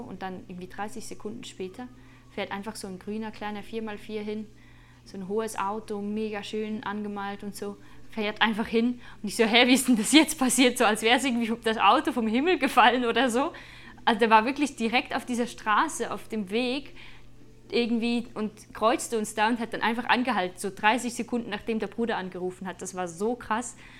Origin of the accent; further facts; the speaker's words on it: Switzerland; für mich als Schweizerin, die manchmal im Winter hier mit Schnee äh, sich herumschlägt